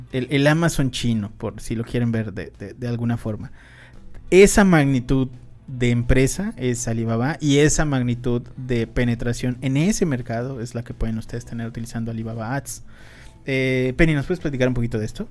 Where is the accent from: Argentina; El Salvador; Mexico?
Mexico; nosotros en México no somos fan de, fans de Oprah